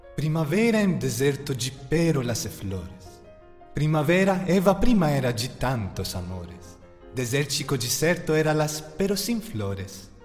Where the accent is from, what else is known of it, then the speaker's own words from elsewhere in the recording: Athens, Attica, Greece; Portuguese is a second language; moved away as an adult; also born or lived in Bristol, United Kingdom; o Conservatório de Atenas, em Grécia, onde nasci